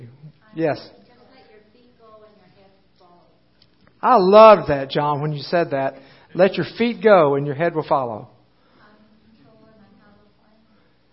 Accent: Dallas, Texas, United States; moved away; I grew up in Dallas, Texas, and home of the Dallas Cowboys

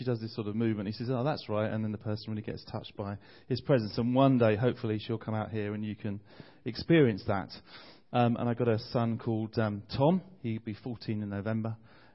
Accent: Bromley, London, United Kingdom; I'm from London. I'm from a place called Bromley, which is about 20 minutes outside the centre of London.

